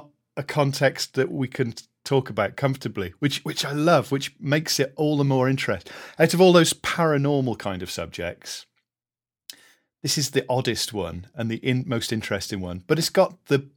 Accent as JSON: {"language": "English", "town": "Caerleon", "region": "Wales", "country": "United Kingdom", "tie": "born or raised there", "said": "I grew up in Caerleon, where in Gwent, just over the Welsh border"}